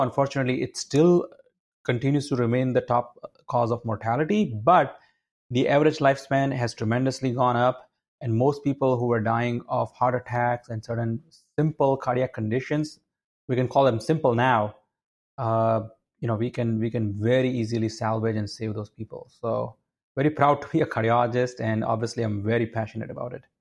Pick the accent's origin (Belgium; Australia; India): India; moved away as an adult; also born or lived in Connecticut, United States; now in United States; my background is I grew up in India